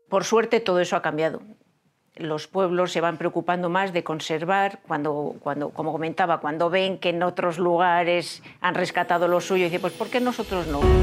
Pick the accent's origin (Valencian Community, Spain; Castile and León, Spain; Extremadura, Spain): Castile and León, Spain; soy leonesa, porque amo León